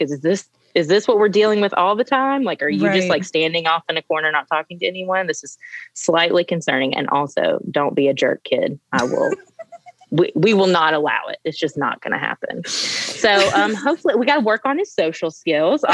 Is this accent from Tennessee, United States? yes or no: yes; Tennessee, United States; we're born and raised in Tennessee